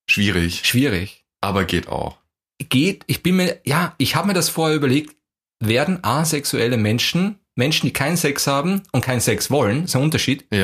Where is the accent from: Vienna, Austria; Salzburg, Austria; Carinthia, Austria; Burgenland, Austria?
Vienna, Austria; weil ich komme aus Wien und du kommst aus irgendeinem Kaff in Deutschland.